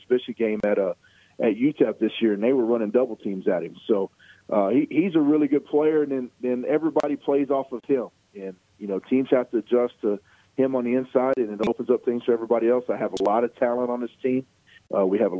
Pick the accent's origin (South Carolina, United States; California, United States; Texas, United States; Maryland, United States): Texas, United States; Lubbock; moved away; I grew up in Lubbock, so that's almost a home game for me